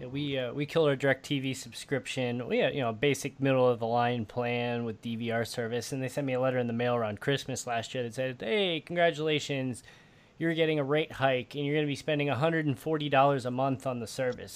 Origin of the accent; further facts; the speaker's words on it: Midwest, United States; also born or lived in Chicago; I'm from the Midwest. I lived in Chicago for almost ten years.